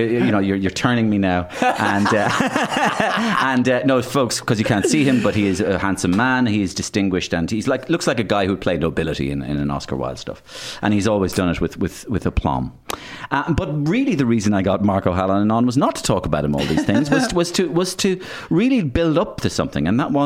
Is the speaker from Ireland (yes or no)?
yes; Waterford, Munster, Ireland; I'd be Waterford.